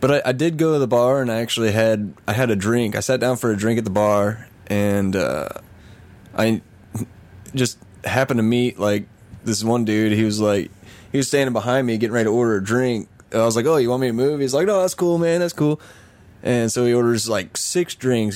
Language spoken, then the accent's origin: English; Missouri, United States; I'm really from Missouri